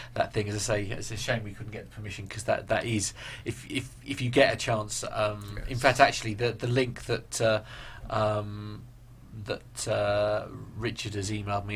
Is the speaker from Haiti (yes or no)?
no; United Kingdom; being British